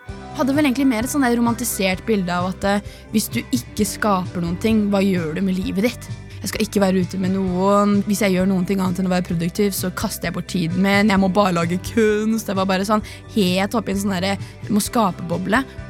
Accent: Horten, Vestfold, Norway; Jeg er 19 år, jeg kommer fra Horten

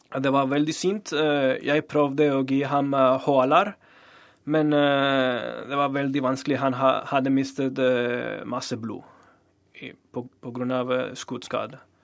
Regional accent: Torreón, Coahuila, Mexico; Norwegian is a second language; moved away as an adult; now in Norway; min hjemby i, i Torreon

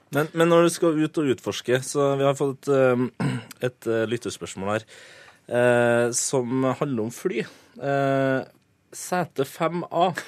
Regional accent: Trøndelag, Norway; jeg er jo trønder

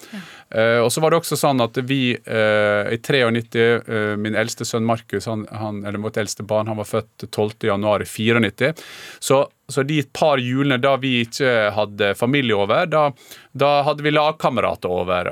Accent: Gursken, Møre og Romsdal, Norway; moved away as an adult; also born or lived in Austria / Germany / England; i hjembygda mi, Gursken

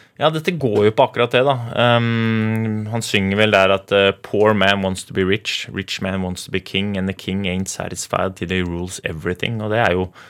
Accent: Oslo, Norway; jeg vokste opp i Groruddalen

